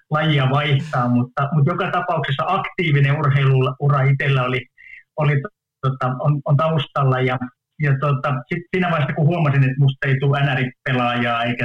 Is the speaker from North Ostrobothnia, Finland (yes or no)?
yes; Oulu, North Ostrobothnia, Finland; mä oon oululainen, niin, niin kolmen lapsen ylpeä, ylpeä isä